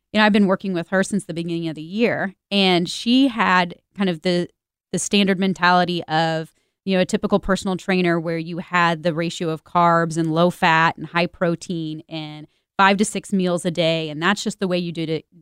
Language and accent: English; Kansas City, United States; Kansas City is my hometown